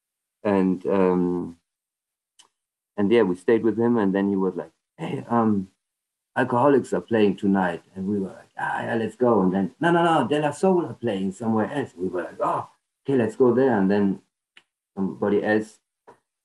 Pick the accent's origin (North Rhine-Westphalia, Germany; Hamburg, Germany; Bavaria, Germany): North Rhine-Westphalia, Germany; small town an hour from Cologne; moved away as an adult; now in Cologne, Germany; before that, I also lived in Germany, but a smaller town, hour drive from Cologne